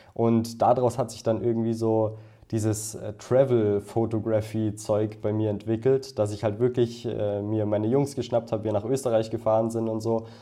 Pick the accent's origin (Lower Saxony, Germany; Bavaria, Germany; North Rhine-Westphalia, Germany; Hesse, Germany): Bavaria, Germany; Bad Tölz; ich komme aus der Nähe von München. Das ist ungefähr also aus Bad Hölz.